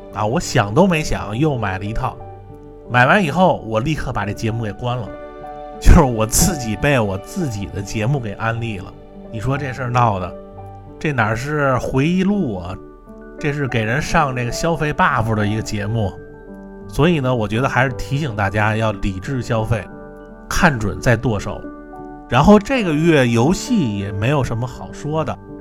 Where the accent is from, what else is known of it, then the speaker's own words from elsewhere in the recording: Niujie, Beijing, China; 我们小时候经常去的一个包机房啊，呃，是在这个牛街里边儿